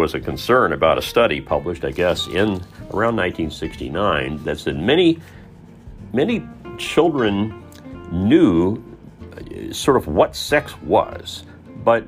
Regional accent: Southern Indiana, United States; the world that I grew up in Southern Indiana, where slow was safe

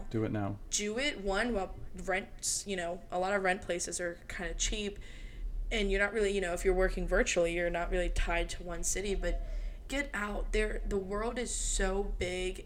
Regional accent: Maryland, United States; moved away as an adult; also born or lived in Alabama; now in Denver, United States; I left my hometown when I was 18 as well, moved away from Maryland to Alabama

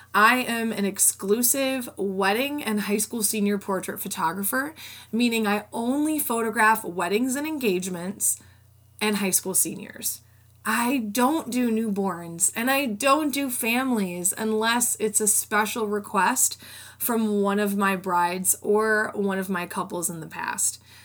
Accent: Rockford, Illinois, United States; I went to a community college in my hometown of Rockford

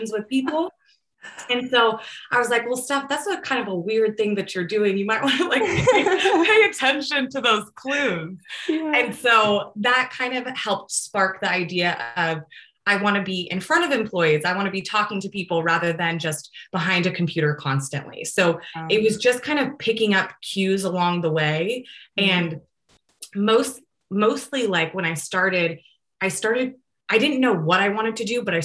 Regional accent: San Jose, California, United States; also born or lived in Chico; I am from Almaden. It's like a town in San Jose

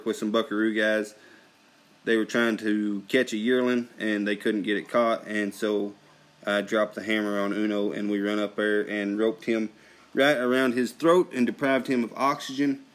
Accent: Texas, United States; moved away; we were still living in Texas then, so we're from Texas

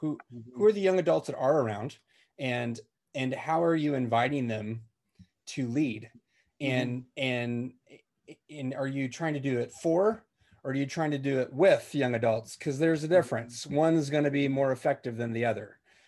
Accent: United States; as an American

